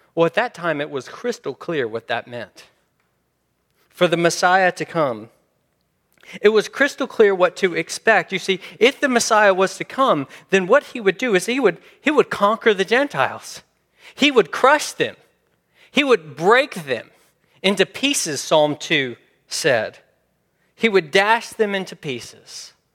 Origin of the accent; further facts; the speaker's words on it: Memphis, Tennessee, United States; I'm from Memphis, Memphis, Tennessee